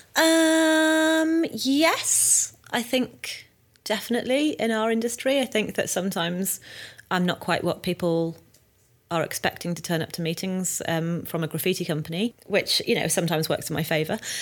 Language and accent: English; North Wales, United Kingdom; moved away as an adult; also born or lived in London; I was from North Wales, this little scared girl in the city